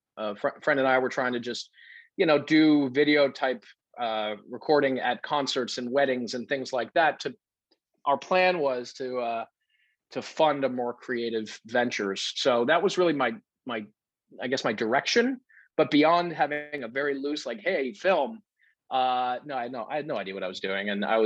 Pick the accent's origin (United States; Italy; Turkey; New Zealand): United States; New England; I grew up in New England. And so I was really much more of an outdoors guy than I am today, simply because it was my backyard.